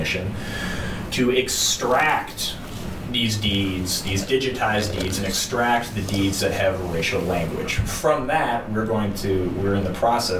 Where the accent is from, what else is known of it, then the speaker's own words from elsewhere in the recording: St. Louis Park, Minnesota, United States; I grew up in St. Louis Park and some of the western suburbs